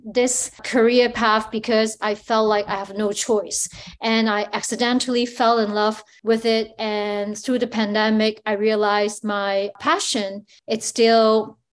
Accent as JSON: {"language": "English", "country": "Hong Kong", "tie": "born or raised there", "moved": "yes", "lives_now": "Toronto, Canada", "said": "where I grew up in Hong Kong."}